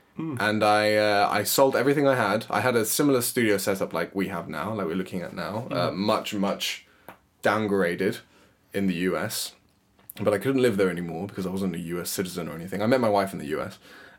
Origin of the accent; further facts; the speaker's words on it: Paraguay; moved away as an adult; also born or lived in United States; now in London, United Kingdom; I'm also technically a Paraguayan citizen. So Paraguay is a country in South America. My mum is British, my dad is Paraguayan, and I was born and raised there until I was 18. After living there for 18 years, I moved to the US, where I met my wife.